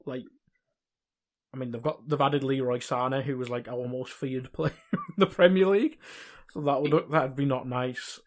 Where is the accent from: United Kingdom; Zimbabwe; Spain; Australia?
United Kingdom; England; me being English